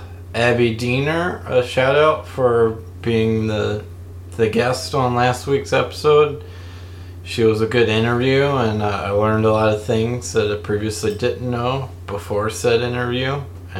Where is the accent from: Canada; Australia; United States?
United States; Louisiana; I grew up here in Louisiana. And I've lived here most of my life.